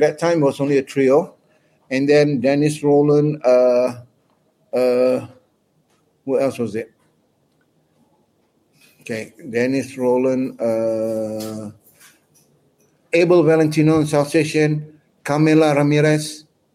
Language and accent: English; Malaysia; moved away as an adult; I'm from Malaysia